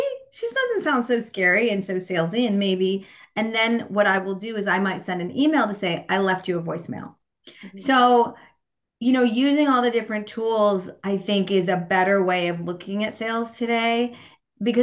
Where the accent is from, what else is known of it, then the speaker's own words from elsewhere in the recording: California, United States; moved away as an adult; also born or lived in San Francisco, California; now in Portland, United States; I grew up in California. Still on the West Coast in Portland, Oregon